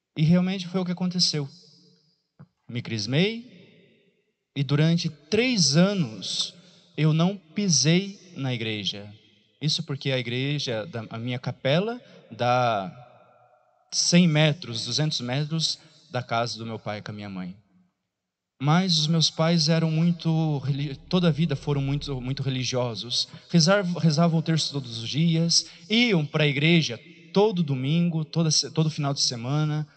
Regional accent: Piraí do Sul, Paraná, Brazil; sou da cidade de Piraí do Sul, lá do fundo de Piraí do Sul, de uma, de um bairro chamado Bairro da Ressaca.

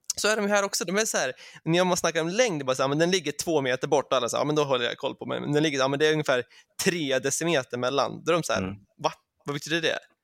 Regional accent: Sweden; now in England, United Kingdom; som svensk

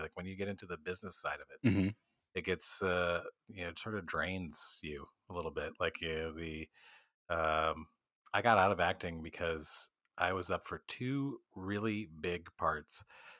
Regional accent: Midwest, United States; now in New York, United States; But I started out as an actor. So that's why I moved to New York from the Midwest, was to do acting.

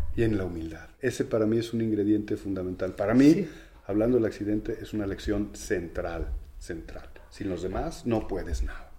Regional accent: Mexico; tenemos los mexicanos

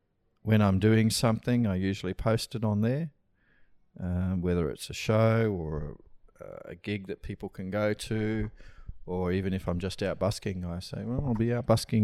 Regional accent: Brisbane, Queensland, Australia; Yeah. Yeah, I was born here.

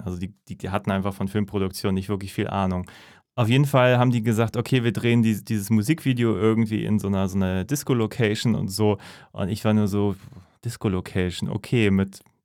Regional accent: Northern Germany, Germany; als Norddeutscher

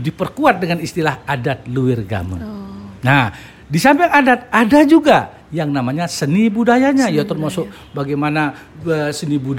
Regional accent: Central Lombok, West Nusa Tenggara, Indonesia; saya berasal dari Lombok Tengah. 1 November 96 saya uh, mutasi ke Lombok Barat.

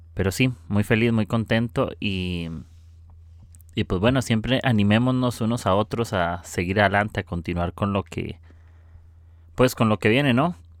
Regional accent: Costa Rica; soy de Costa Rica

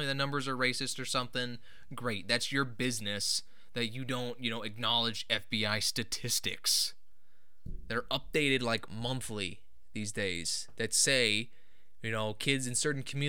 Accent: Omaha, Nebraska, United States; they come to like my hometown

